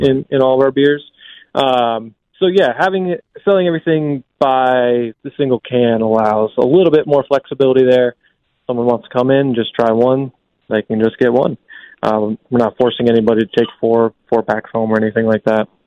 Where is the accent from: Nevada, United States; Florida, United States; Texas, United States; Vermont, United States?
Vermont, United States; also born or lived in Staten Island, New York; now in Albany area, United States; I grew up in Vermont